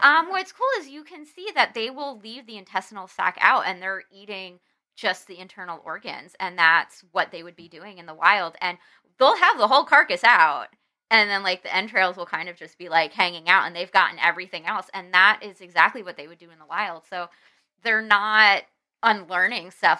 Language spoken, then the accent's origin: English; New Jersey, United States; moved away as an adult; New Jersey, which is where I'm from